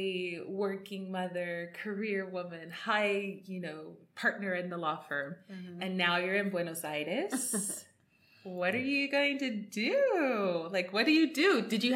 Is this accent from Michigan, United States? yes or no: no; Texas, United States; I'm from Texas